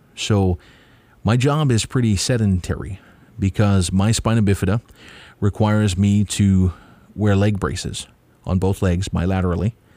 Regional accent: Kauai, Hawaii, United States; also born or lived in Oahu; I was born here on Kauai.

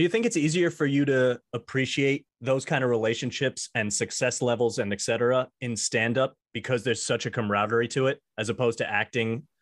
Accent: Long Island, New York, United States; I'm from Long Island

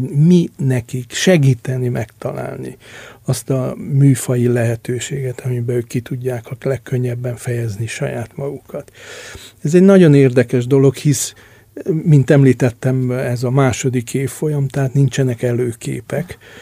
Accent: Transylvania, Romania; moved away as an adult; also born or lived in Budapest, Hungary; now in Hungary; én Erdélyben nőttem föl

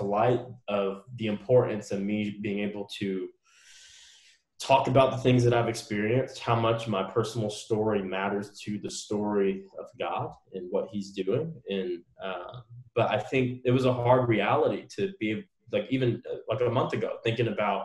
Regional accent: United States; half Black, half Korean person growing up in America

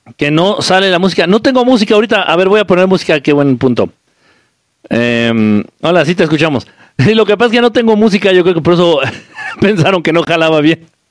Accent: Nezahualcóyotl, State of Mexico, Mexico; no es como que mi pueblo natal, pero sí viví mucho tiempo ahí. De chamaco viví mucho tiempo allá.

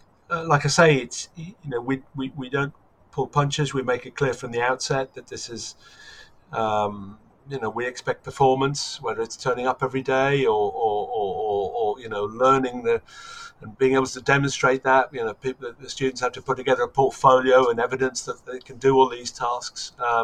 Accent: Germany; I grew up in Germany, in the American sector in Germany, and listened to AFN

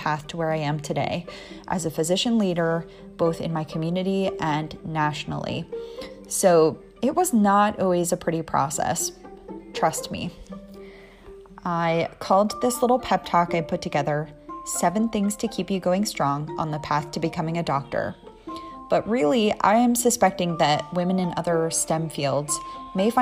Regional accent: New Jersey, United States; accent: East Coast; now in Southern California, United States; in New Jersey, where I'm from, we don't have time to say water, so we say water

